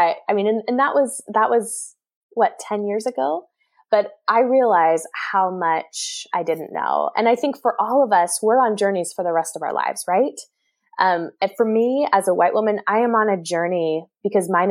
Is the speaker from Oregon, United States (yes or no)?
yes; Oregon, United States; also born or lived in Seattle, United States / Jackson, Mississippi, United States; now in San Francisco Bay Area, United States; I grew up in Oregon